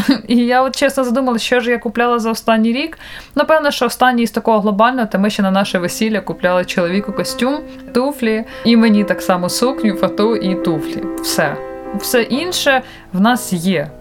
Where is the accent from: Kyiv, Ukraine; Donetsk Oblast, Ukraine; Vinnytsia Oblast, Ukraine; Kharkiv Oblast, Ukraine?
Vinnytsia Oblast, Ukraine; Vinnytsia; Я ж сама з Вінниці маю там дуже багато друзів і подруг